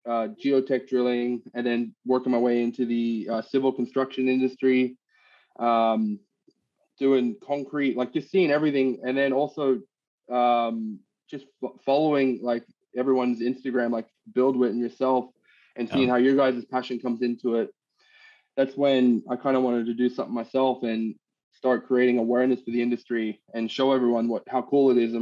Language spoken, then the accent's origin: English; Australia; also born or lived in United States; First and foremost, I was actually born and raised in Australia, and I lived in the States for 10 years, picked up the accent and moved back. So I am Australian born and raised.